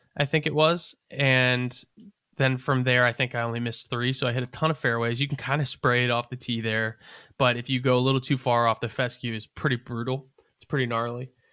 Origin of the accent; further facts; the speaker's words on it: Northern Virginia, United States; I'm from Northern Virginia, Appalachian Mountain area. Like I'm used to some pretty cold shit. It gets cold where I'm from.